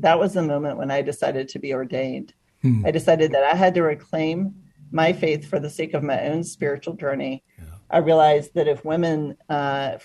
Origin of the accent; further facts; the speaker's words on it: Atlanta, Georgia, United States; I grew up in Atlanta, Georgia, coming of age in the 80s